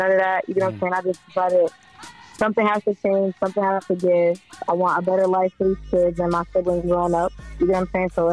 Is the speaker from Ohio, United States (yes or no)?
no; Syracuse, New York, United States; I'm from Syracuse, New York. You know, that's 315 upstate New York